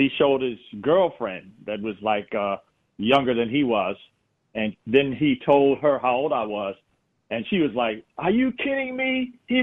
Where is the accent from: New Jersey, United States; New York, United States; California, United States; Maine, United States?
New York, United States; Buffalo; I was born and raised in Buffalo, New York